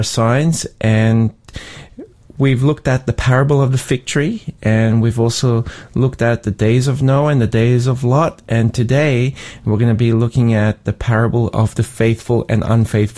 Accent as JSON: {"language": "English", "town": "Sydney", "region": "New South Wales", "country": "Australia", "tie": "born or raised there", "said": "as a kid growing up in Sydney"}